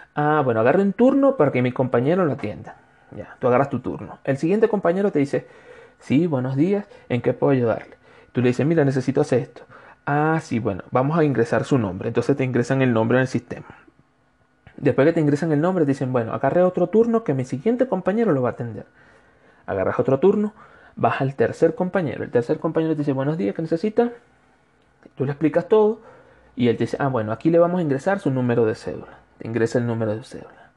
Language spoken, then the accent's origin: Spanish; Venezuela; moved away as an adult; now in Cuenca, Ecuador; Como, extranjero, como venezolano que soy, me ha tocado realizar distintos trámites de acuerdo a mi situación migratoria